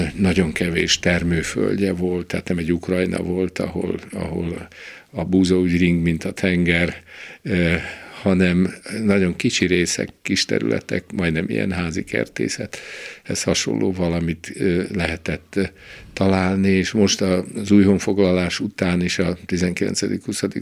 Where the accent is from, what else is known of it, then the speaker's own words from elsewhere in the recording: Nyíregyháza, Szabolcs-Szatmár-Bereg, Hungary; also born or lived in Szolnok / Budapest; Nyíregyházán ráadásul ott a, a közelünkben 20 méterre vagy 30 méterre a kápolnától, ahol én fölnőttem